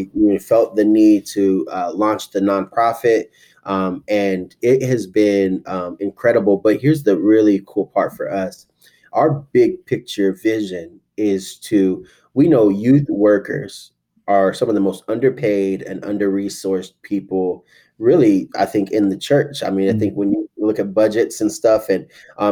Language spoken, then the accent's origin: English; Tulsa, Oklahoma, United States; I grew up in Tulsa, Oklahoma, which is the Bible Belt